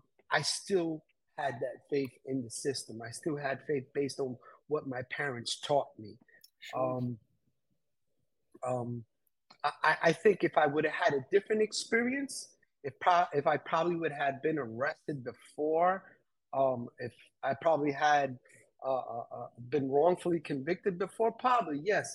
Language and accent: English; New York City, New York, United States; being raised in New York City. I had a few encounters where growing up in Queens